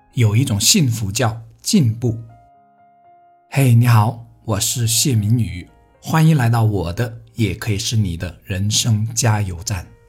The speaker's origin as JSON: {"language": "Chinese", "region": "Guangdong", "country": "China", "tie": "born or raised there", "second_language": "Chinese", "said": "对于我们连美丽的先发和期盼都说不准的广东人来说"}